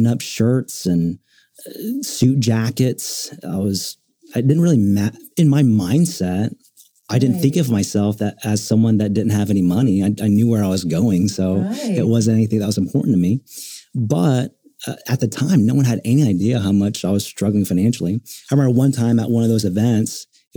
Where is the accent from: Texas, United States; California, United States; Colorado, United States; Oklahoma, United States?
Oklahoma, United States; Oklahoma City; being born and raised in Oklahoma City